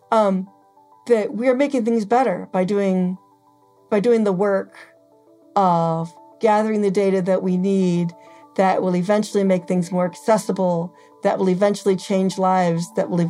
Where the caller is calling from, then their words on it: Mexico City, Mexico; and I'm calling from Mexico City.